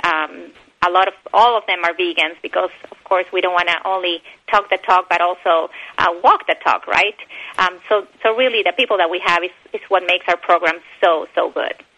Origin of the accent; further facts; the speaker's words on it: Bolivia; English is a second language; also born or lived in Argentina / Texas, United States; now in United States; I was born in Bolivia, but I lived um, my childhood years in Bolivia and Argentina.